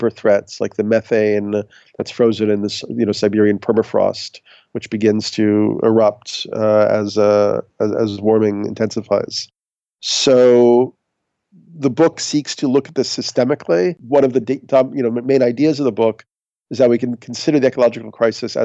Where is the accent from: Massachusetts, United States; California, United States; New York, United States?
New York, United States; I'm a New Yorker